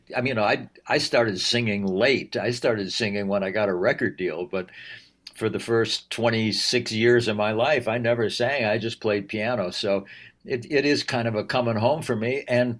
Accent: Wisconsin, United States; also born or lived in England / Los Angeles, United States; It's who I am, first of all. I'm from Wisconsin. And I always have thought, you know, the road doesn't just lead from Madison to Los Angeles.

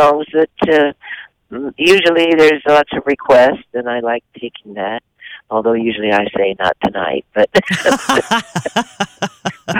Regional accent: Midwest, United States; I'm from the Midwest

